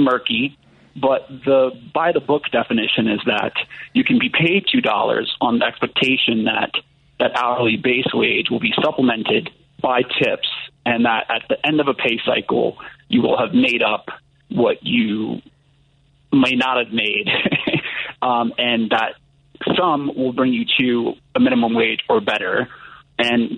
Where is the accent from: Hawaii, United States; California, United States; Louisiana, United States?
Louisiana, United States; New Orleans; moved away; I'm originally from New Orleans, Louisiana